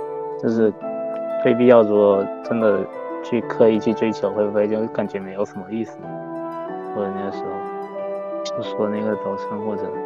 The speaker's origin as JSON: {"language": "Chinese", "region": "Guangdong", "country": "China", "moved": "as an adult", "lives_now": "Nanjing, China", "said": "我们这个专业就我一个广东人"}